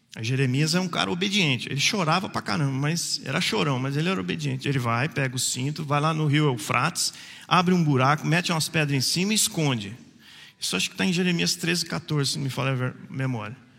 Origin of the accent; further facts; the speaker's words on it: Jacareí, São Paulo, Brazil; Quando a mulher perguntou onde você nasceu, eu falei em Jacareí